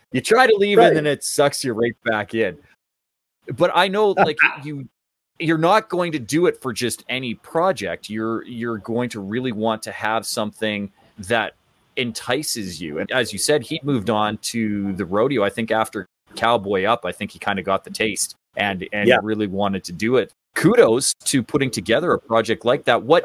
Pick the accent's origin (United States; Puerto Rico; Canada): Canada; as a Canadian